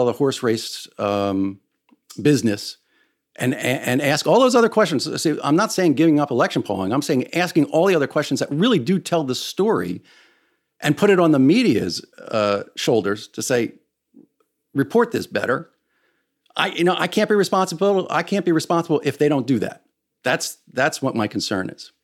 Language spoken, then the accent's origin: English; United States; as an American